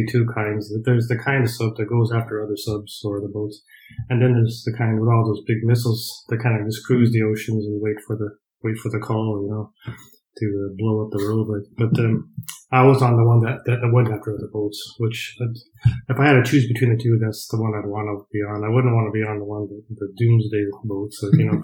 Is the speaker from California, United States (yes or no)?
no; Colorado, United States; moved away as an adult; also born or lived in Nebraska; now in County Mayo, Ireland; I was born in Nebraska, which is right next to it. Like, but basically was raised in Colorado.